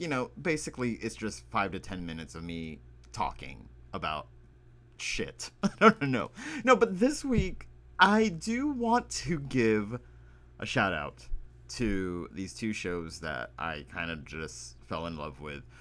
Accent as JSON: {"language": "English", "region": "Texas", "country": "United States", "said": "I am from the Texas."}